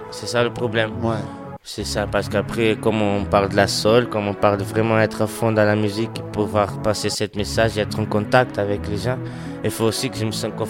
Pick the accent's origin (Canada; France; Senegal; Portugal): Portugal; also born or lived in America; beaucoup de gens me demande pourquoi je chante pas en portugais si je suis portugais. C'est juste que ma, école, tout, c'était tout en Amérique.